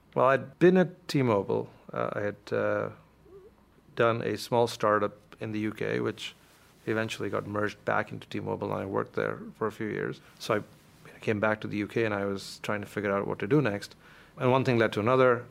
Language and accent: English; India; moved away as an adult; now in United States; I grew up in a lower middle class family in India, and uh, my father worked uh, for the Indian Air Force, like you mentioned, and we moved every few years from city to city